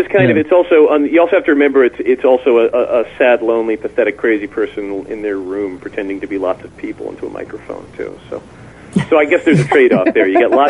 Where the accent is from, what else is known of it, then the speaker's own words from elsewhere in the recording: New York City, New York, United States; accent: Staten Island; now in Minneapolis, United States; I find my Staten Island accent comes back